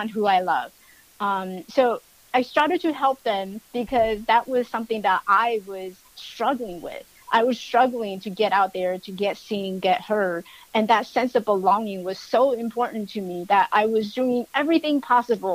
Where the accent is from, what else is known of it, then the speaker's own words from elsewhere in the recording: Taiwan; now in United States; I was born in Taiwan